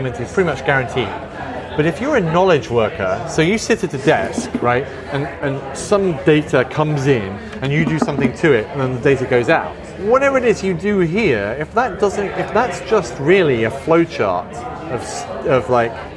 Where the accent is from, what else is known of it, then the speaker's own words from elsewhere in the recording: Midlands, United Kingdom; I grew up in the Midlands, and so there was like car plants in Derby shutting down